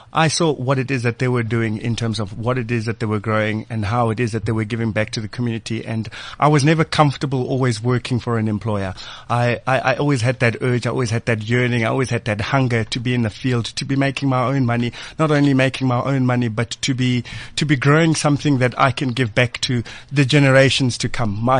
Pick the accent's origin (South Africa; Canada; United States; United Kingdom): South Africa; Soweto, Gauteng; I'm from Soweto. I'm from the township